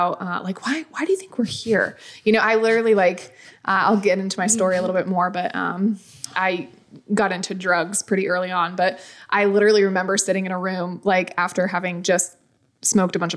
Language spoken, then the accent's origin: English; New England, United States; also born or lived in Florida / South Carolina; now in Lake Hartwell, South Carolina, United States; I was born and raised in New England